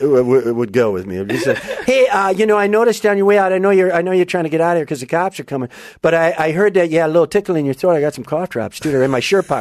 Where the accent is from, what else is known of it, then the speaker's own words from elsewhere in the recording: Wisconsin, United States; moved away as an adult; also born or lived in Minneapolis; now in Los Angeles, United States; I'm from Wisconsin.